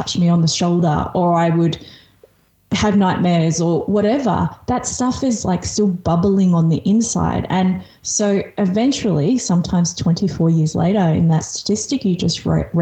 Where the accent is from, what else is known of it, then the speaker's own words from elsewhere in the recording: Australia; English is a second language; here in Australia. I'm an immigrant. I moved here when I was 5. I didn't speak English when I moved here.